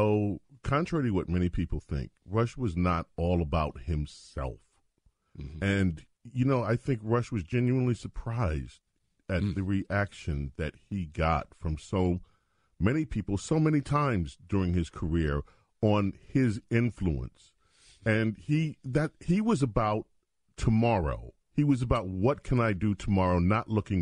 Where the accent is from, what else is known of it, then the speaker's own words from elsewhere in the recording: New York City, New York, United States; I grew up in the New York radio market